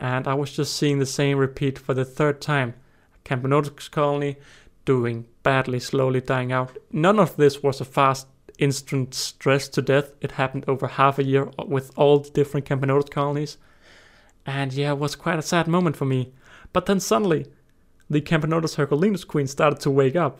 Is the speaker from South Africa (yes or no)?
no; Denmark; I'm twenty years old and I'm from Denmark